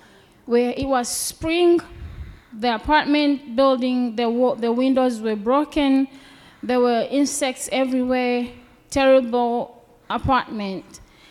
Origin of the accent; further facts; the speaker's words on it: Cape Town, Western Cape, South Africa; now in United States; And we come from Cape Town. Cape Town is beautiful. And we come from a decent place